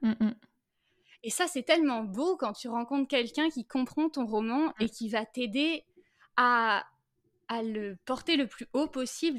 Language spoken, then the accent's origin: French; Brittany, France; also born or lived in Saint-Malo; now in Finistère, France; Je suis née à Saint-Malo mmh et j'ai grandi après euh, entre euh, l'île-et-Vilaine et les Côtes d'Armor